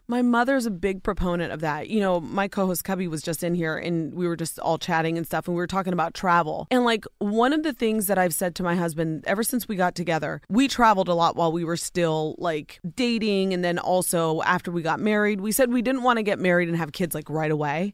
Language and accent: English; Ohio, United States; born or raised there